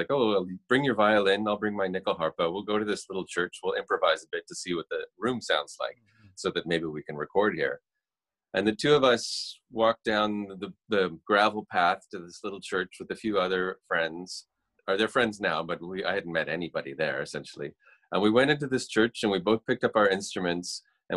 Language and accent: English; Toronto, Ontario, Canada; I'm a musician from Canada. Toronto, Canada.